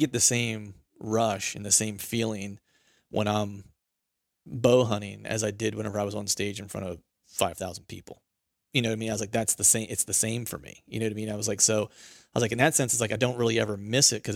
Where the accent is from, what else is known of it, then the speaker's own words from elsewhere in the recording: Bedford, Pennsylvania, United States; moved away; I grew up similarly in Pennsylvania